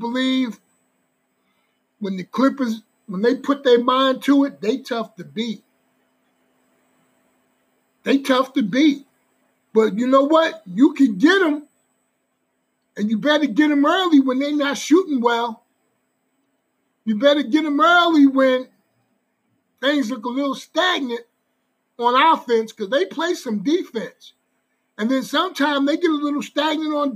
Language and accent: English; New Jersey, United States; I'm from Jersey